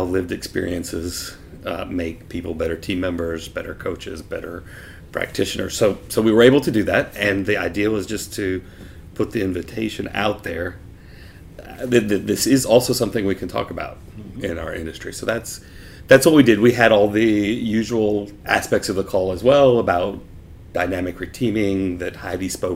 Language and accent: English; United States; now in Zurich, Switzerland; I grew up on the Louisiana-Mississippi state line in the States